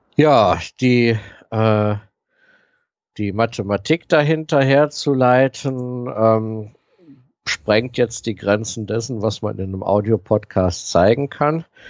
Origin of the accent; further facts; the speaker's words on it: Aachen, North Rhine-Westphalia, Germany; meine Heimatstadt Aachen